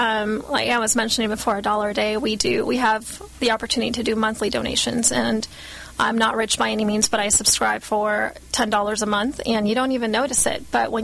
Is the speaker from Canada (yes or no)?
no; Guatemala; I grew up in Guatemala for a few years